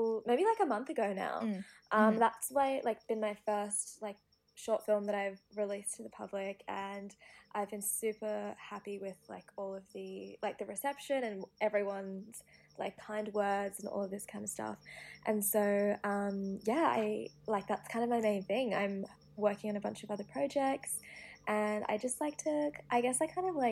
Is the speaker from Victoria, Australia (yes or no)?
no; Sydney, New South Wales, Australia; coming from Western Sydney, I think we sound a lot different to people in other parts of Sydney or even like Australia